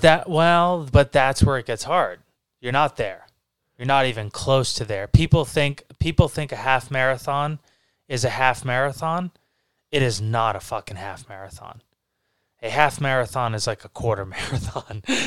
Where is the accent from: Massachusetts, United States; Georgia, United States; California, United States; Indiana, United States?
Massachusetts, United States; we're from Massachusetts